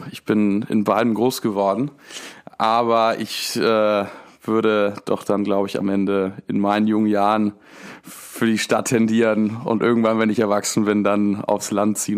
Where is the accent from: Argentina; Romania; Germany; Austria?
Argentina; Buenos Aires; born there; Ich bin 25 Jahre alt und bin in Argentinien geboren. Um genau zu sein, in Buenos Aires. Das ist die Hauptstadt Argentiniens.